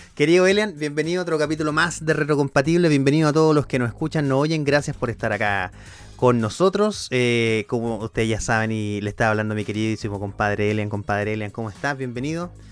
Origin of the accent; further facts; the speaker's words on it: Coelemu, Ñuble, Chile; yo soy de Coelemo